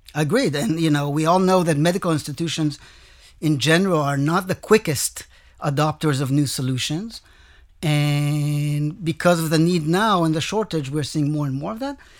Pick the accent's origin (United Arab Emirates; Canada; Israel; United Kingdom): Israel; I came from Israel with experience basically in Israel